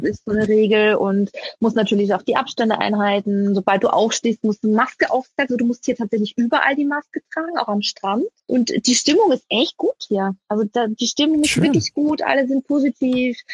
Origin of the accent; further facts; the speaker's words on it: Vienna, Austria; moved away; meine Mutter ist Wienerin, mein Papa ist Wiener, ich bin in Wien geboren